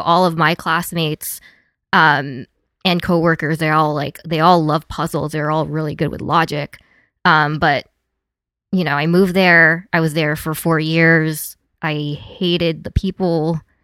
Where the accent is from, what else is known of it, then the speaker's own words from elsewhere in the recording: Las Vegas, Nevada, United States; moved away as an adult; also born or lived in San Diego / Los Angeles; I grew up in Vegas